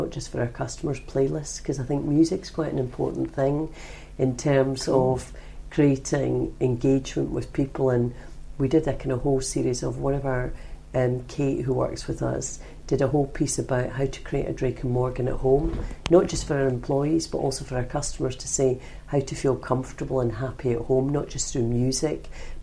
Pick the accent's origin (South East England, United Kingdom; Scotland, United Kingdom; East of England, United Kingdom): Scotland, United Kingdom; now in London, United Kingdom; I, being Scottish